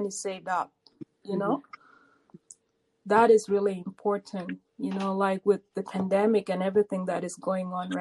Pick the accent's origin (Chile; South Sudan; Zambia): South Sudan; now in United States; I'm a South Sudanese